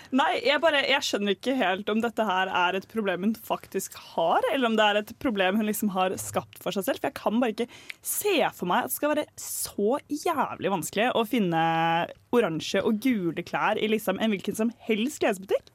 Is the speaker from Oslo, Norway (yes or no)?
yes; Oslo, Norway; Jeg er fra Ullern i Oslo, det er grenser til Bærum